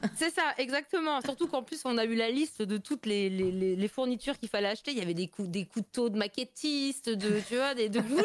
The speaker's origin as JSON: {"language": "French", "town": "Metz", "region": "Grand Est", "country": "France", "accent": "Lorrain", "said": "je suis de Metz, euh, du coup, la région Lorraine, euh, Moselle"}